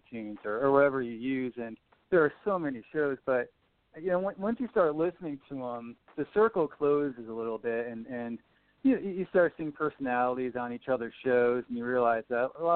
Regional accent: Guilford, Connecticut, United States; moved away as an adult; also born or lived in New Haven, Connecticut; now in San Diego, United States; I grew up in a small shoreline town not a lot of people have heard of, Guilford

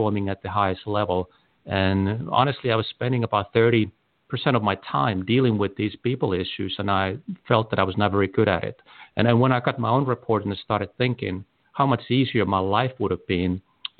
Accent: Helsinki, Uusimaa, Finland; now in United States; I was born in Helsinki, Finland

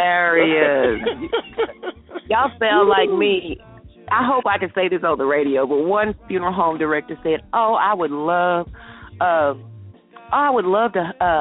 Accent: the South, United States; I'm from the South, so you know.

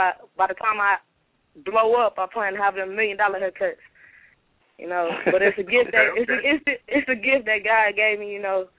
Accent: Midwest, United States; I'm from the Midwest.

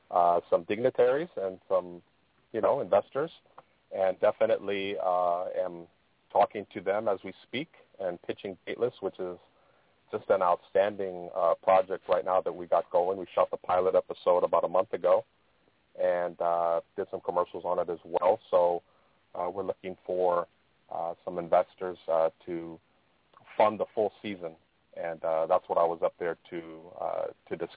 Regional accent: San Francisco, California, United States; born and raised in San Francisco, um, uh, came out to the Solano County area about 2000, year 2000

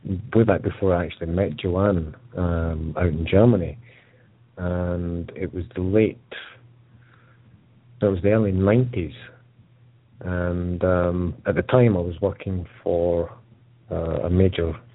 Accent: Edinburgh, Scotland, United Kingdom; the hospital I was born in Edinburgh

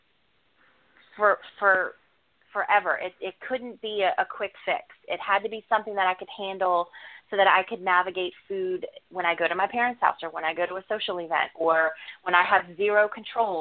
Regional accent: New Orleans, Louisiana, United States; I'm from New Orleans.

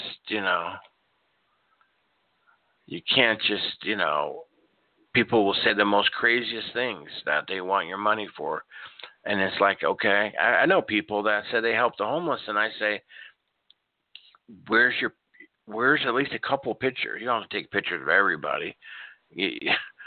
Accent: Norfolk, Nebraska, United States; moved away; also born or lived in Tulsa, Oklahoma; I grew up in Nebraska, in Norfolk, Nebraska

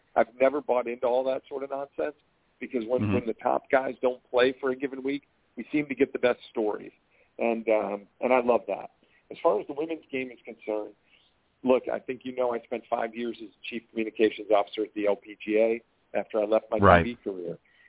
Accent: Chicago, Illinois, United States; I'm from Chicago

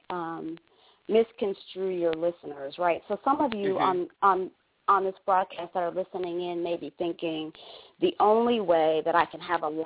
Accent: Detroit, Michigan, United States; moved away as an adult; also born or lived in New Mexico / Australia; now in Atlanta, United States; I grew up in Detroit.

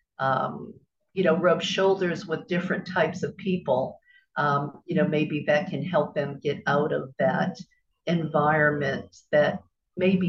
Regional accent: Bible Belt, the South, United States; growing up in the South in the Bible Belt

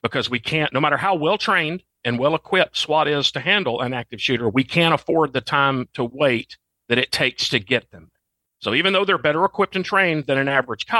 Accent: Arkansas, United States; moved away as an adult; I'm from Arkansas, and that's now where I'm back home living again

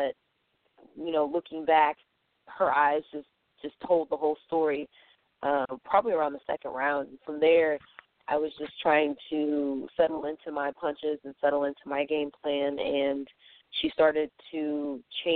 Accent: St. Louis, Missouri, United States; I'm from St. Louis

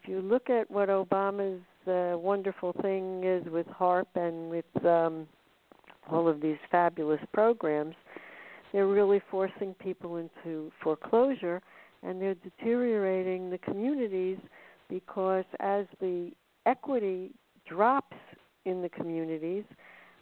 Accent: United States; I'm an American

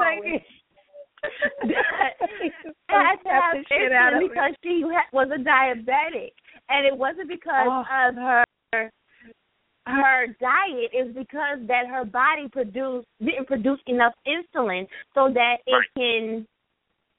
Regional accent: Louisiana, United States; I'm from Louisiana

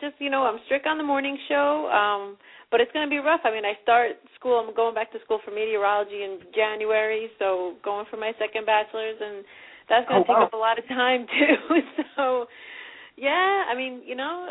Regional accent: Leonia, New Jersey, United States; I grew up in Leonia

